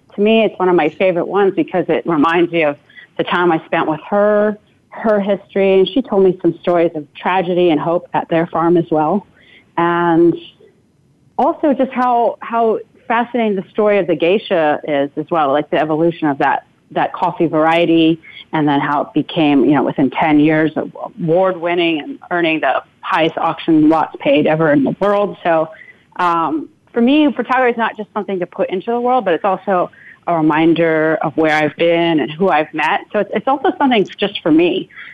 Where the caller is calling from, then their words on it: New York, United States; I'm calling in from the Catskills up in New York State right now